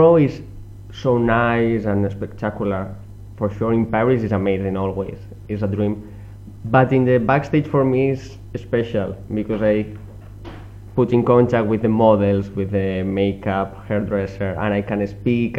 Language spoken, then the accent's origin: English; Spain; English is a second language; now in France; I'm from Spain and I all the time working here.